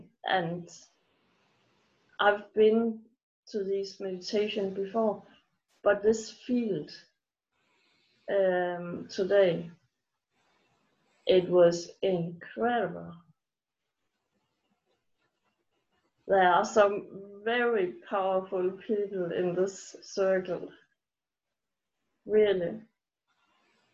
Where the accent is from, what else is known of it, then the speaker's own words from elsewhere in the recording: Denmark; I'm from Denmark